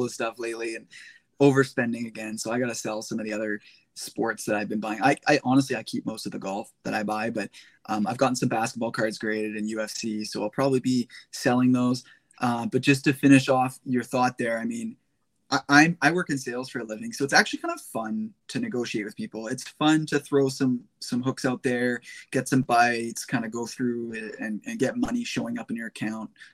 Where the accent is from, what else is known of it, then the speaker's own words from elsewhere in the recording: Canada; I'm Canadian